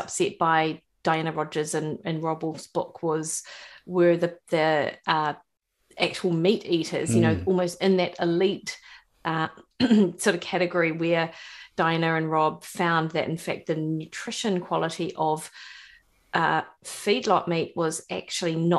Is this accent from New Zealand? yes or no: yes; Dunedin, Otago, New Zealand; accent: rolling R; moved away as an adult; now in Auckland, New Zealand; I grew up in Dunedin, actually. So born and bred, Ravensbourne, West Harbour